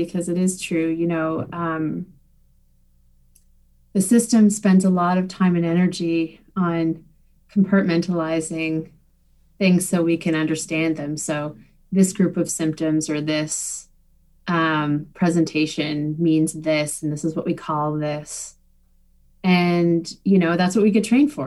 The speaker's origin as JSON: {"language": "English", "town": "Saint John", "region": "New Brunswick", "country": "Canada", "tie": "born or raised there", "said": "I grew up in St. John."}